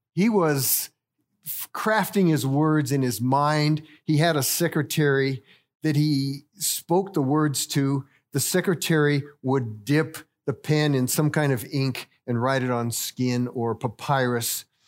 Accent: Littleton, Colorado, United States; moved away as an adult; also born or lived in Rwanda; I was born and raised here in Littleton

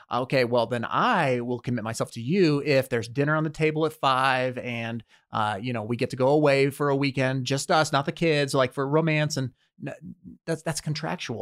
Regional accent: United States; we are raised, born and raised in America

